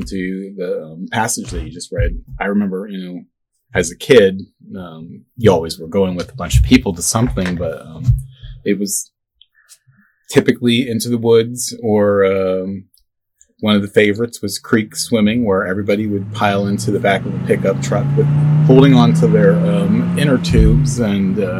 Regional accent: Lycoming County, Pennsylvania, United States; I grew up in Lycoming County here, so literally it was like 5 minutes to the mountains

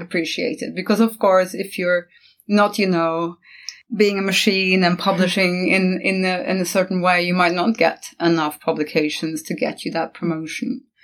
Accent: Norway; also born or lived in Costa Rica / China; now in England; I'm from Norway. I've lived in several different countries, starting with Norway, moving on to Costa Rica, England, China.

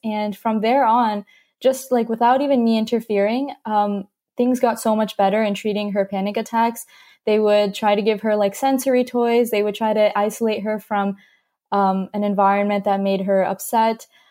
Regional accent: California, United States; also born or lived in North Carolina; I grew up in North Carolina for about five or six years, um, and then I moved to California

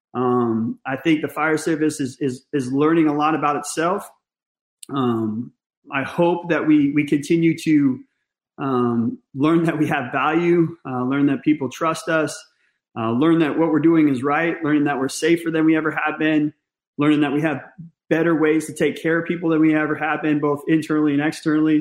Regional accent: Northern California, United States; I grew up in Northern California

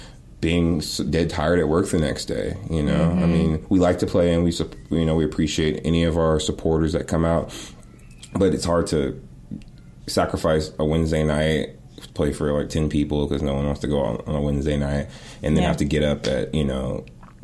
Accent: Oakland, California, United States; I'm from Oakland

